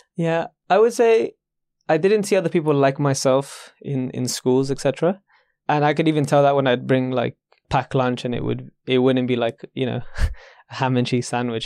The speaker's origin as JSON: {"language": "English", "region": "London", "country": "United Kingdom", "said": "maybe I'm just a Londoner"}